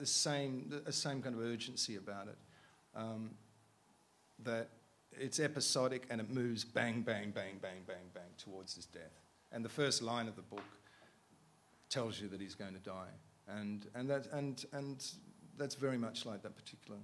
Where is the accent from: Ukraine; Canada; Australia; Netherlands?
Australia; I mean, there's something about, I'm an Australian, and there's something about English guys I don't really get.